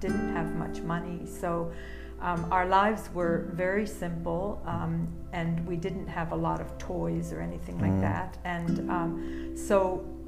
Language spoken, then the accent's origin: English; Oakville, Ontario, Canada; born or raised there; moved away; also born or lived in Zurich, Switzerland